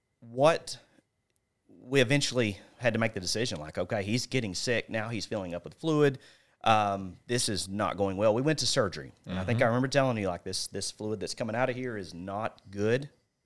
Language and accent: English; Paragould, Arkansas, United States; Green County Tech, born and raised in Paragould.